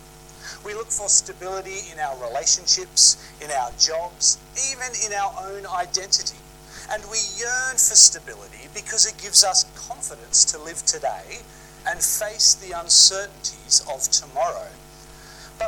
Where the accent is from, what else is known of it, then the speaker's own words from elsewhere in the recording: Sydney, New South Wales, Australia; Growing up in Sydney, I used to love catching the ferries across Sydney Harbour